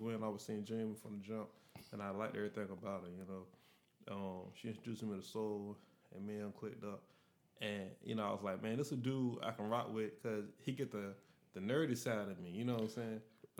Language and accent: English; Wilson Pine, Tennessee, United States; now in Memphis, United States; born and reared in Wilson Pine, but I moved to Hollywood and it just got worse. You know, and so I came to South Main.